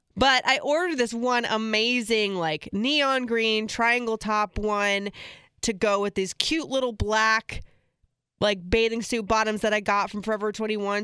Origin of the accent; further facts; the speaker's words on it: Florida, United States; I grew up in Florida